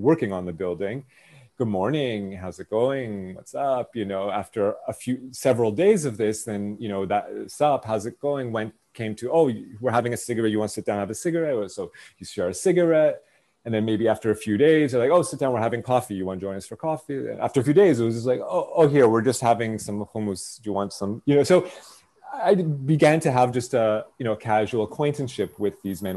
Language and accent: English; Toronto, Ontario, Canada; born or raised there; moved away as an adult; now in Israel